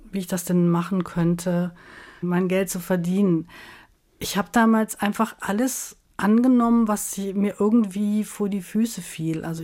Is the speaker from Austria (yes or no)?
no; Rhineland, Germany; also born or lived in Munich; Ich bin ja als Rheinländerin gewöhnt, mit den Leuten auch immer mal noch ins Gespräch zu kommen an der Supermarktkasse beim Bäcker. Das ist gar nicht so einfach gewesen in München.